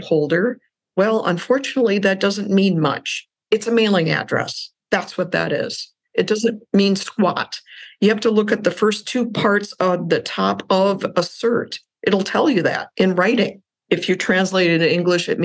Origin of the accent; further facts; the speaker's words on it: Wisconsin, United States; a small commercial bank in my hometown in Wisconsin